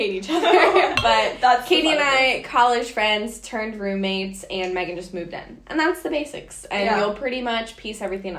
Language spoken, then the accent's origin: English; Miami, Florida, United States; moved away; I'm from Miami